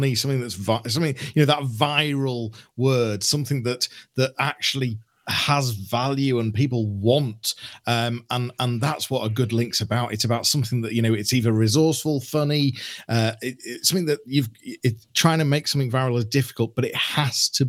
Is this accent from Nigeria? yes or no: no; Leeds, Yorkshire and the Humber, United Kingdom; I'm from Leeds.